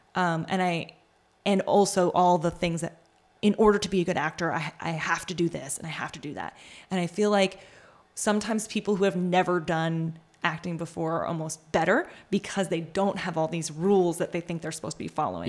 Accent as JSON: {"language": "English", "region": "New York", "country": "United States", "tie": "born or raised there", "said": "I grew up in New York"}